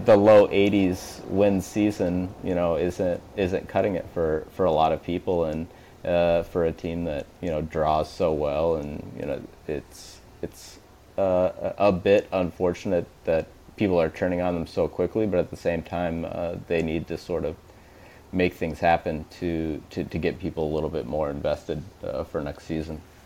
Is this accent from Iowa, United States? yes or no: yes; Des Moines, Iowa, United States; moved away as an adult; now in Chicago, United States; I went to uh, undergrad at Drake, which is in Des Moines, where I grew up